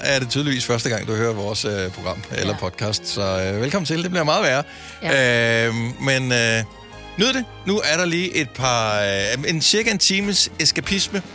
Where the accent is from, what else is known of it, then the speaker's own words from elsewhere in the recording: Denmark; also born or lived in Funen; now in Zealand, Denmark; jeg er jo fra Jylland oprindeligt